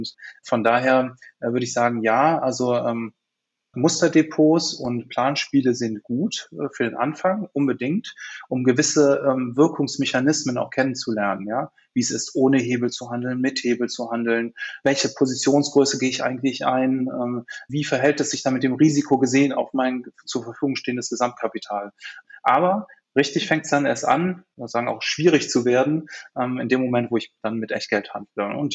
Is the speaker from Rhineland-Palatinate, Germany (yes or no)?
no; Cologne, North Rhine-Westphalia, Germany; Ich bin Kölner, Kölsche Jung und äh, die Sparkassen hier in Köln veranstalten immer ein Spiel